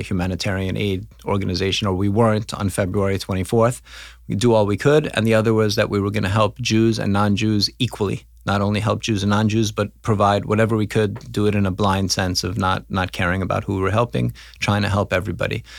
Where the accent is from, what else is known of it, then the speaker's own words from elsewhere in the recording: New York City, New York, United States; now in Krakow, Poland; I am from New York City. I grew up in Forest Hills, Queens